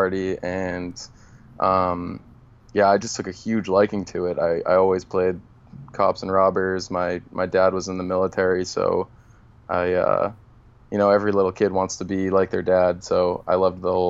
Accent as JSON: {"language": "English", "town": "Boston", "region": "Massachusetts", "country": "United States", "tie": "born or raised there", "moved": "yes", "said": "I was actually born in the city in Boston, and then my parents moved into the suburbs when I was about 5 years old"}